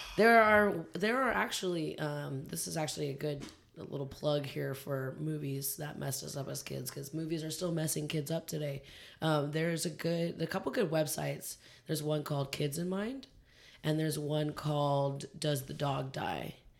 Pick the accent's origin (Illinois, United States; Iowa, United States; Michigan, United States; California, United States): California, United States; why don't we as Californians have a Southern accent?